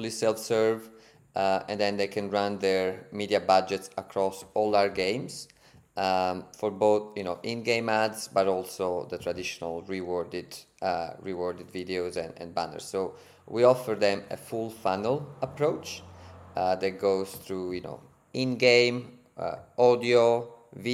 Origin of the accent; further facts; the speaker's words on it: Italy; accent: Italian; English is a second language; moved away as an adult; also born or lived in Berlin, Germany; now in Sydney, Australia; as you can hear from my accent and from my name, I'm Italian